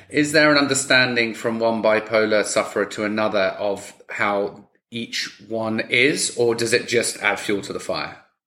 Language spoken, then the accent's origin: English; United Kingdom; me being British